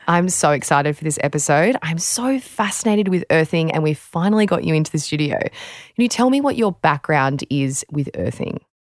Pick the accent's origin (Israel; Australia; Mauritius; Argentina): Australia